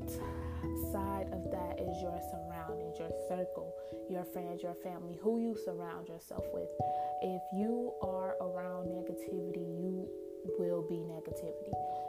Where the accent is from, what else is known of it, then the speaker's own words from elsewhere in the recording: Chicago, Illinois, United States; now in Michigan, United States; I'm from Chicago